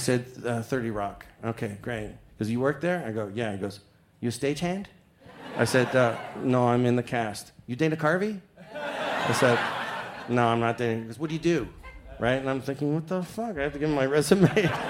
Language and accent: English; Toronto, Ontario, Canada; Now, I'm from Toronto, and I'm like, what the fuck is that?